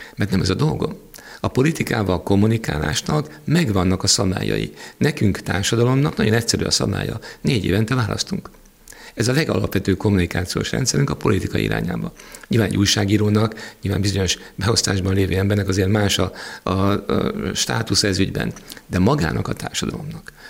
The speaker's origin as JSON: {"language": "Hungarian", "country": "Hungary", "said": "magyarok vagyunk"}